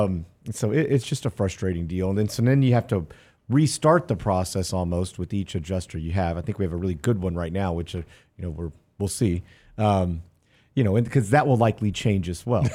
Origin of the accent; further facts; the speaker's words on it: Houston, Texas, United States; I grew up in Houston where it flooded often